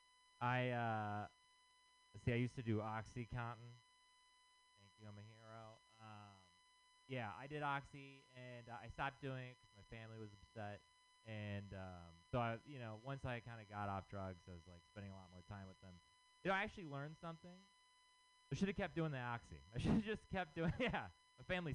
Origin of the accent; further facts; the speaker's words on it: Texas, United States; moved away; I'm from Texas